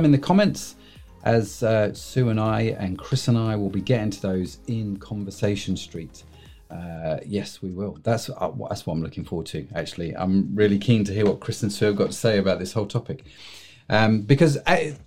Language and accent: English; United Kingdom; we're British